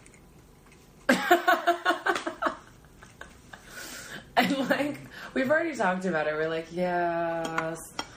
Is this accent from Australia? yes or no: no; Dallas, Texas, United States; also born or lived in Austin, Texas; I was born in Austin, Texas. And when I was, we moved to Dallas when I was about four or five.